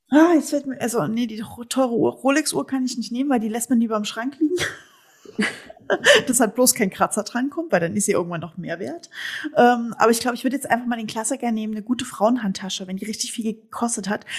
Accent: East Germany, Germany; moved away; wir sind beide Ossi-Mädels

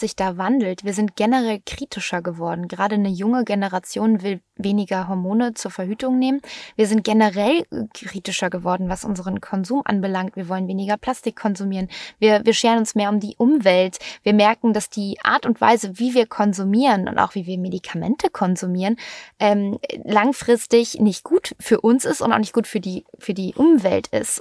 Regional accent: Germany; bei uns in Deutschland

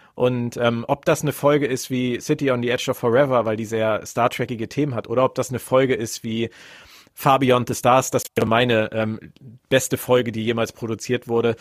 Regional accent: Berlin, Germany; Ich bin auch in Westberlin aufgewachsen

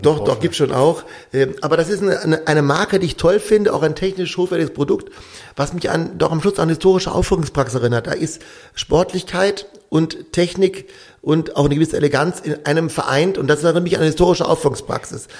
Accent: Düsseldorf, North Rhine-Westphalia, Germany; moved away as an adult; also born or lived in Vogtland, Saxony; now in Bad Elster, Germany; wir als Düsseldorfer

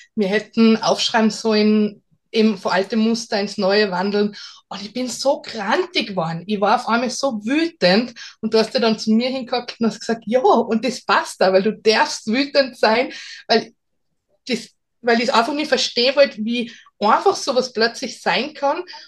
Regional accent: Salzburg, Austria; ich bin aus Salzburg

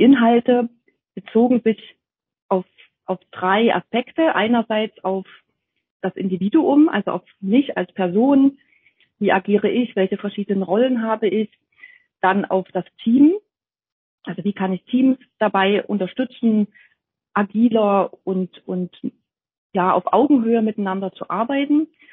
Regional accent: near Jena, Thuringia, Germany; moved away as an adult; now in Dresden, Germany; dass ich ursprünglich eigentlich aus Thüringen stamme. Ich bin äh, in der Nähe von Jena geboren und habe dort auch in Jena studiert

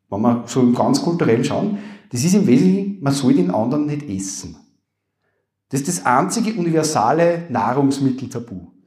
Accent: Upper Austria, Austria; accent: Upper Austrian; man hört das an meinem Akzent, glaube ich, ganz gut, wie gesagt, Oberösterreich

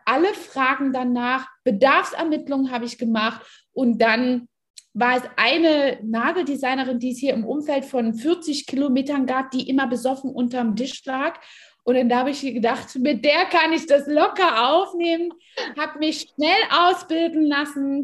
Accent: East Germany, Germany; ich bin in Ostdeutschland groß geworden

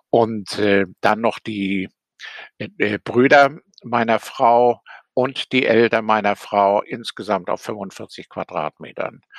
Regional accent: Rostock, Mecklenburg-Vorpommern, Germany; born there; Ich bin 1940 in Rostock geboren und äh, bin an für sich ein folgsamer Pionier, später auch FDJler gewesen, also ein typisches DDR-Kind.

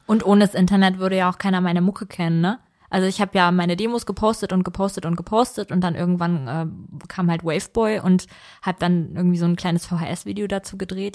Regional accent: Vellmar, Hesse, Germany; ich komme nämlich eigentlich ja gar nicht per se aus Kassel, sondern ich bin ja in Felmer aufgewachsen

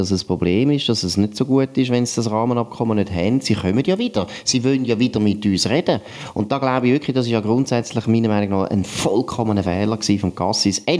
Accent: Switzerland; Oder man hätte als Schweizer mal müssen überlegen gut, wie können wir uns freikaufen?

